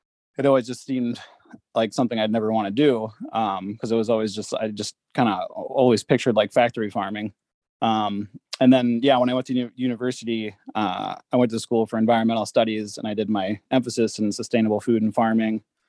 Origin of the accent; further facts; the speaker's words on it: New Hampshire, United States; moved away as an adult; also born or lived in Montana; now in St. Ignatius, United States; I grew up in New Hampshire, originally, and, kind of made my way over to Montana